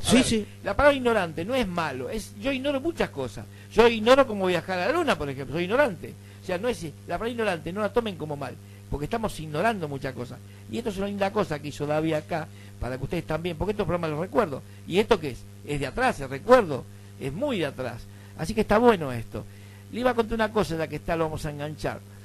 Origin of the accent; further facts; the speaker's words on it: Buenos Aires, Argentina; nosotros los porteños, vamos a nosotros los porteños, porque somos porteños